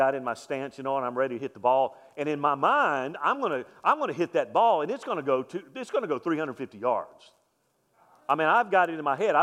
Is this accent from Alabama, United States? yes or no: yes; Mobile, Alabama, United States; I'm from Mobile, Alabama